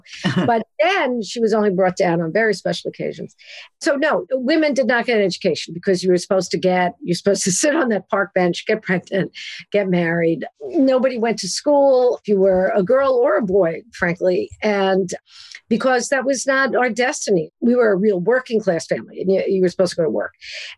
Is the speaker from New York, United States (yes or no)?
yes; New York City, New York, United States; also born or lived in Cambridge, England; I grew up originally on Ocean Avenue in Brooklyn, New York